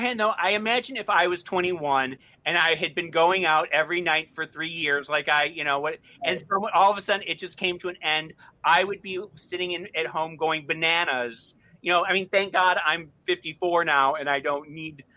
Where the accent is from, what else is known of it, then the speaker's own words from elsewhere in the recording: Florida, United States; I grew up in Florida